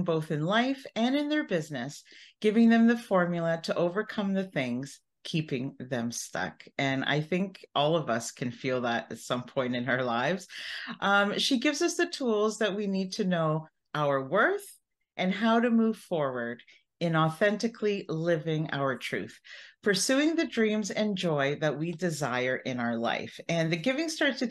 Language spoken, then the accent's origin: English; Canada; I'm Canadian